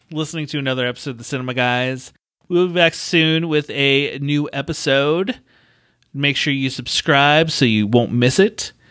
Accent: United Kingdom; you lost me I'm British.

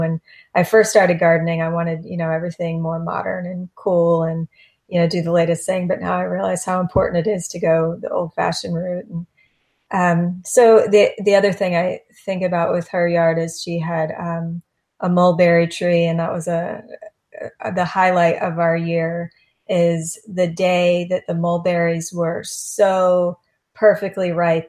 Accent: Florida, United States; So my family, I'm seventh generation from East Coast of Florida.

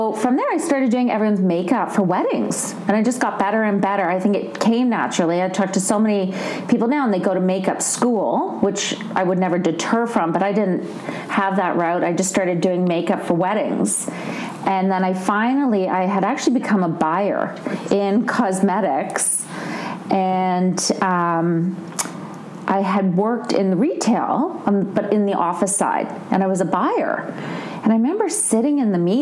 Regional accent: Canada; moved away; I'm from Canada originally

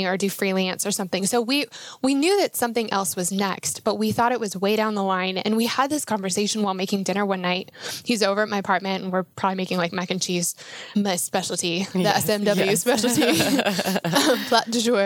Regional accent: Denver, Colorado, United States; moved away as an adult; also born or lived in north of Atlanta, Georgia; I am from Denver, Colorado originally

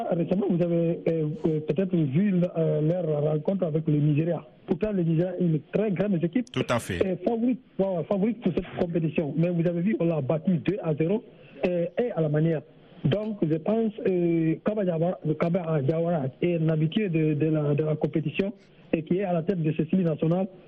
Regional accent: Guinea; now in Senegal; Le Sénégal, euh, c'est mon pays d'accueil. Voilà, mon pays natal, c'est la Guinée-Conakry.

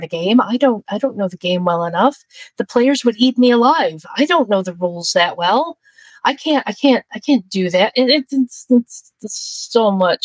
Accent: New York, United States; I'm from New York

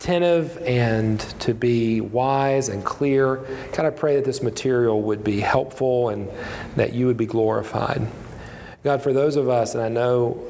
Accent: West Virginia, United States; moved away; also born or lived in Indiana; I grew up in West Virginia.

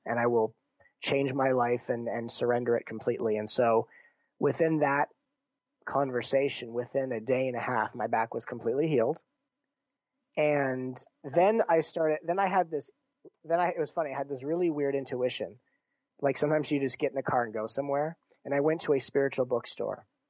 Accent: Torrance, California, United States; moved away as an adult; also born or lived in Santa Monica; now in Seattle, United States; I was raised in uh, Torrance

